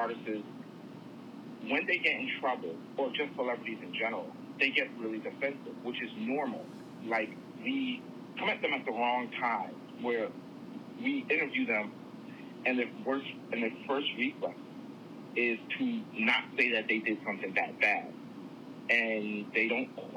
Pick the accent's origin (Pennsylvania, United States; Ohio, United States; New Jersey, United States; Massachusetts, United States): New Jersey, United States; I'm from Jersey